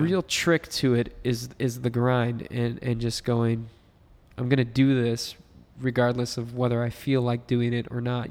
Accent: United States; I've only lived as an American

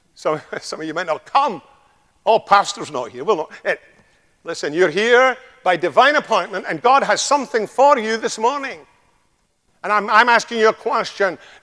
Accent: Scotland, United Kingdom; accent: Scottish (like Sean Connery); now in United States; it's quite like Sean Connery because he comes from a place in Scotland uh, very close to me

